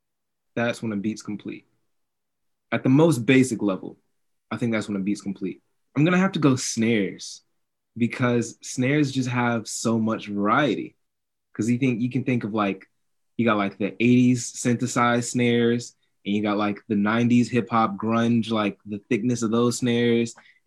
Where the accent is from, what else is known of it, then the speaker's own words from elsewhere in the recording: Nashville, Tennessee, United States; I'm from Nashville, Tennessee, born and raised